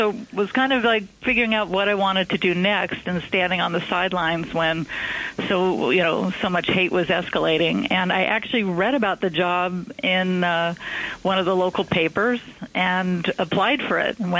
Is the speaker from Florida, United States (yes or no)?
no; California, United States; moved away as an adult; also born or lived in Atlanta, Georgia; now in New York City, United States; I'm a native Californian